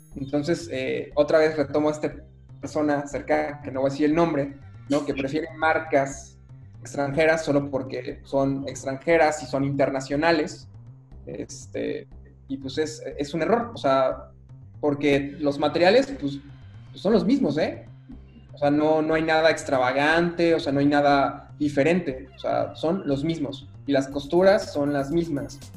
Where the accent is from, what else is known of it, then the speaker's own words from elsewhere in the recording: Mexico; yo como mexicano